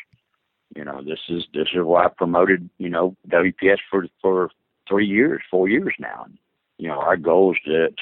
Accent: the South, United States; I grew up in the South

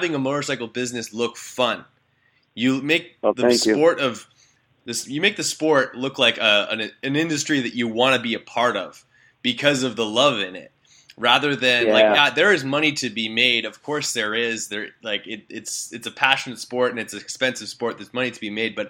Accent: Canada; I'm a Canadian kid

